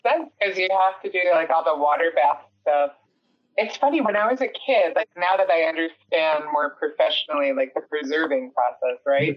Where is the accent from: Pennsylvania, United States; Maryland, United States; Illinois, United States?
Illinois, United States; Elk Grove Village; moved away as an adult; also born or lived in Chicago; now in California, United States; I grew up in Elk Grove Village